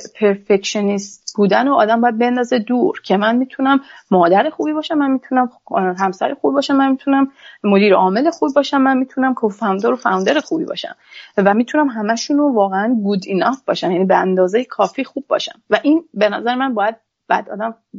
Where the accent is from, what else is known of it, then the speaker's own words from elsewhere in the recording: Iran; moved away as an adult; now in Canada; یک خانم فنی هستم از ایران اومدم